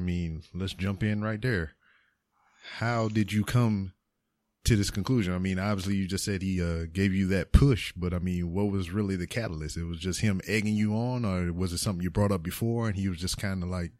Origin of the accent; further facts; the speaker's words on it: United States; born there; I am an American. I was born in America. And more than likely, I'm going to die in America.